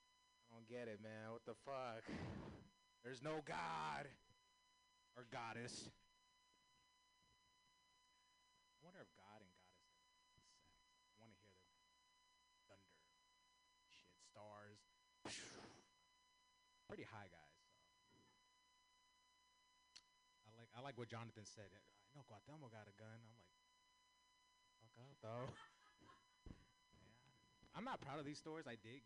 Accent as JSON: {"language": "English", "country": "United States", "said": "I can say that. I'm Native American."}